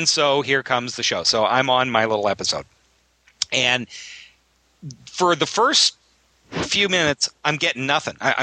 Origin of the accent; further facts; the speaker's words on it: Canada; now in United States; I'm Canadian.